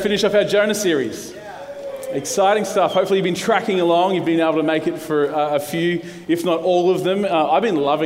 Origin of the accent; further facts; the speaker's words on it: Brisbane, Queensland, Australia; I'm a local boy. I grew up in the western suburbs of Brisbane. I live in Bellbarrie. I grew up in Moggill.